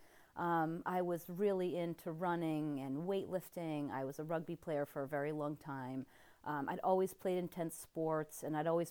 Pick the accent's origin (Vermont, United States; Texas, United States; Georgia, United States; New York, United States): Vermont, United States; I grew up in Vermont, so being the tree-hugging dirt worshiper from Vermont that I was